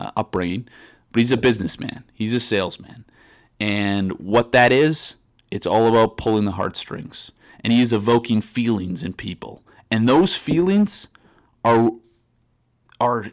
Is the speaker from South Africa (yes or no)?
no; Canada; now in United States; I am from Canada